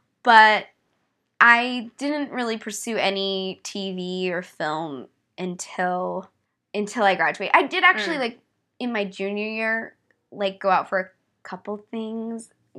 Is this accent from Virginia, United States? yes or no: no; Los Angeles, California, United States; Well, I grew up here in Los Angeles in the Hollywood Hills. My dad was an actor.